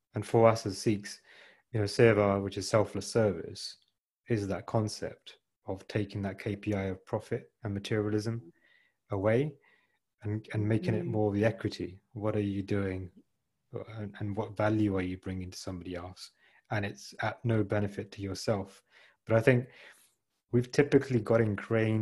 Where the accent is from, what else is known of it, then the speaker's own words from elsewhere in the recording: United Kingdom; we're born and brought up in the UK